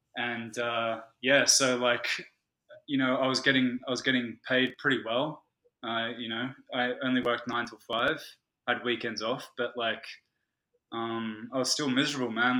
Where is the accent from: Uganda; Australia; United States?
Australia; also born or lived in London; I'm Australian